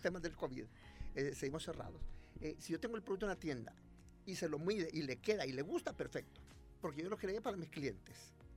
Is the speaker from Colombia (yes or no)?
no; El Salvador